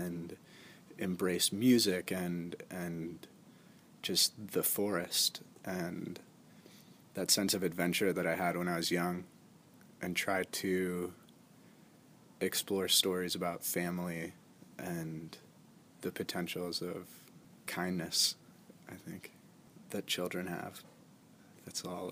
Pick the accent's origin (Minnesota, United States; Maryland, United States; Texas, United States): Maryland, United States; Frostburg; I was born in Frostburg, Maryland, which is in the mountains of Maryland, like in the Appalachian Mountains.